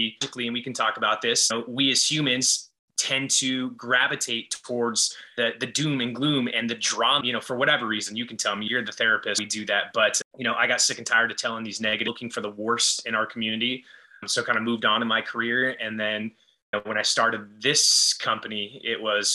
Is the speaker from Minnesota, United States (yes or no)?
no; Los Angeles, California, United States; moved away as an adult; also born or lived in Ventura, California; now in Austin, United States; I grew up in Los Angeles